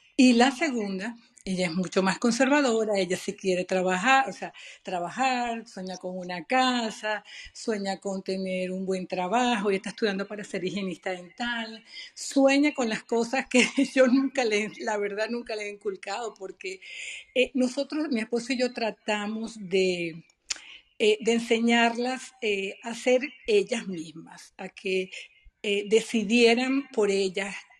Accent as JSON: {"language": "Spanish", "country": "Venezuela", "moved": "yes", "lives_now": "United States", "said": "yo no soy una mamá americana, yo soy mamá venezolana"}